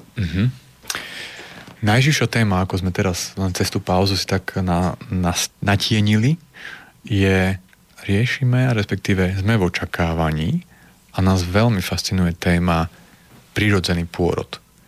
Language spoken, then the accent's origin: Slovak; Prešov, Prešov Region, Slovakia; now in Nitra, Slovakia; nepochádzam z Nitre, ale žijem v Nitre, pochádzam z Prešova